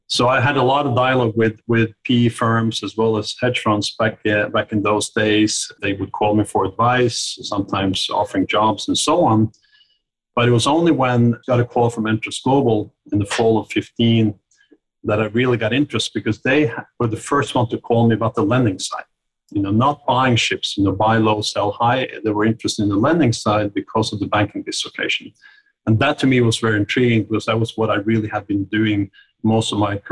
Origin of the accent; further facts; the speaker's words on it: Oslo, Norway; moved away as an adult; now in Greenwich, United States; I was born and grew up in Oslo, Norway